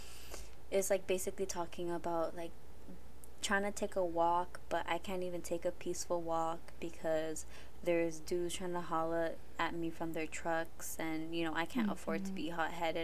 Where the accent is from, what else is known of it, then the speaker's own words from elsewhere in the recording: Los Angeles, California, United States; I grew up in Echo Park, which is basically, like, it was hood until, like, the late 90s, which is when I was born.